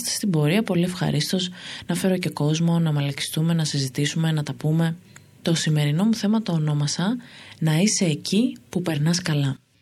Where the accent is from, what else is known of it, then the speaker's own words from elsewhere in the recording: Thessaloniki, Central Macedonia, Greece; moved away as an adult; also born or lived in Amfissa; now in Athens, Greece; Εγώ λοιπόν είμαι από τη Θεσσαλονίκη